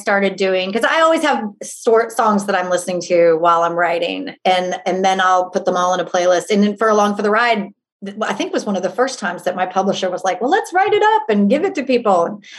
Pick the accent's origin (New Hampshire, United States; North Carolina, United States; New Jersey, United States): North Carolina, United States; I am from North Carolina.